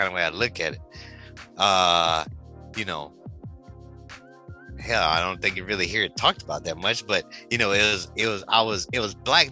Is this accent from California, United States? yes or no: no; Detroit, Michigan, United States; I'm from Detroit